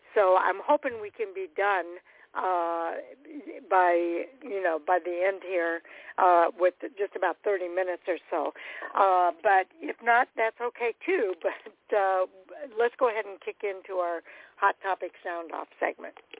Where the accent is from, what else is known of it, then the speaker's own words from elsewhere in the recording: Illinois, United States; I'm from Illinois